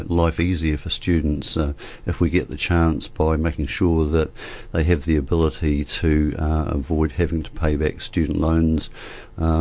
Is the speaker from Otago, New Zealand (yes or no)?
yes; Dunedin, Otago, New Zealand; I've been born and bred in Dunedin, and I've lived here my whole life